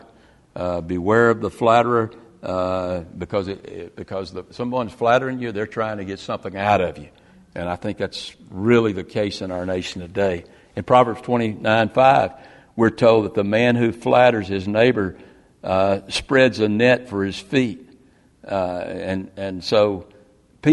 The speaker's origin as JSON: {"language": "English", "region": "the South", "country": "United States", "tie": "born or raised there", "said": "I grew up in the South in the 50s and 60s"}